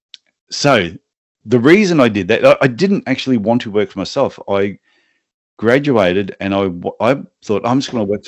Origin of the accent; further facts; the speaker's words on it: Gold Coast, Queensland, Australia; moved away as an adult; now in Cairns, Australia; I grew up like on the Gold Coast sort of area